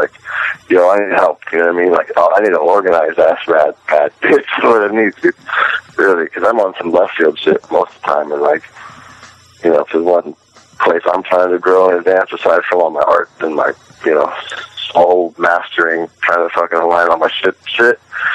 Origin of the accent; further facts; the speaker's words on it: San Francisco, California, United States; moved away as an adult; also born or lived in Venice, California; now in East Coast, United States; growing up in San Francisco at a particular time. That was pretty great in the 90s there